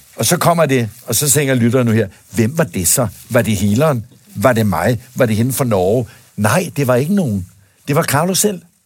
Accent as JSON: {"language": "Danish", "country": "Denmark", "tie": "born or raised there"}